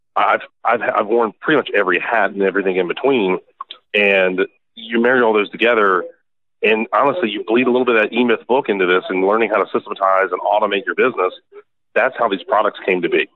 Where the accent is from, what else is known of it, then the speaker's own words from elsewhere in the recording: Annapolis, Maryland, United States; we're from Maryland, uh, Annapolis, Maryland, right by the Naval Academy